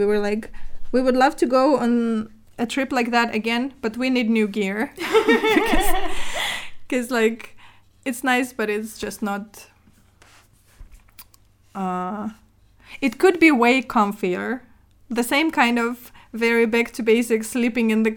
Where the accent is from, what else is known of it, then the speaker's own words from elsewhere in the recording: Murmansk, Murmansk Oblast, Russia; moved away; I am originally from the north of Russia. It's basically like, I'm from Murmansk